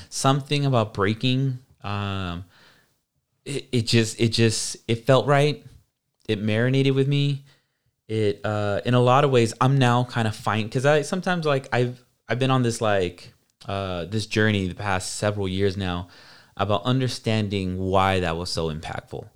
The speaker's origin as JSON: {"language": "English", "town": "Hayward", "region": "California", "country": "United States", "tie": "born or raised there", "said": "I grew up in South Hayward"}